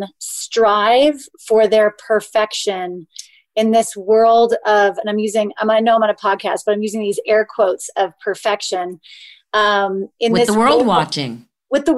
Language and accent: English; just outside of Sacramento, Northern California, United States; I was born and raised in Northern California